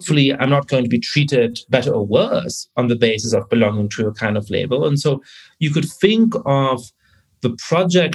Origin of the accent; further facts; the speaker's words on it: Germany; I was growing up in Germany, I was born in 1982